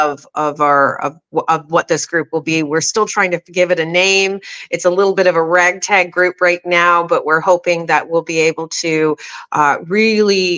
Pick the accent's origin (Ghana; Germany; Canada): Canada; as a Canadian